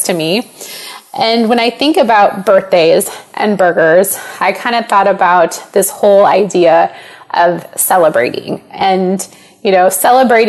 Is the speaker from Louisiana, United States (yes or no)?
no; Panama, Iowa, United States; growing up in Panama